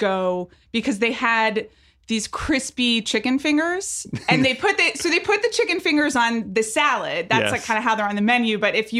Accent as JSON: {"language": "English", "town": "Atlanta", "region": "Georgia", "country": "United States", "tie": "born or raised there", "said": "I grew up in Atlanta going to Houston's"}